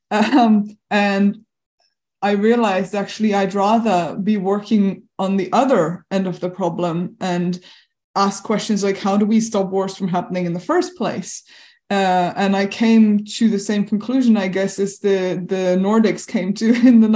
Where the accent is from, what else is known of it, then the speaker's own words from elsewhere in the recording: Chantilly, Hauts-de-France, France; now in Rotterdam, Netherlands; I am actually French. I was born in Chantilly in the 1980s